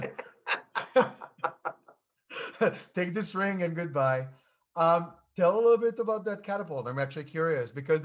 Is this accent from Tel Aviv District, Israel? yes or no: yes; Tel Aviv, Tel Aviv District, Israel; moved away; I grew up in Tel Aviv, and then we were in a suburb of Tel Aviv